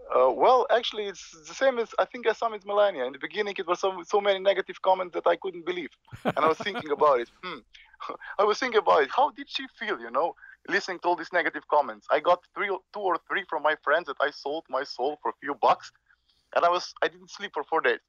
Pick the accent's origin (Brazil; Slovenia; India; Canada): Slovenia; born or raised there